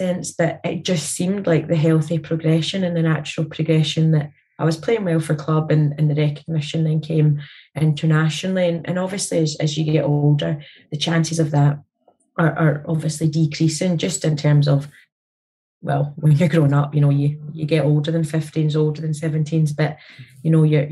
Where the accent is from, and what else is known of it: Scotland, United Kingdom; born or raised there